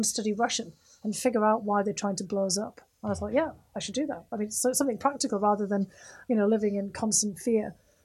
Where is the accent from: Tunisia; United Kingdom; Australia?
United Kingdom; the UK, where I was growing up in the United Kingdom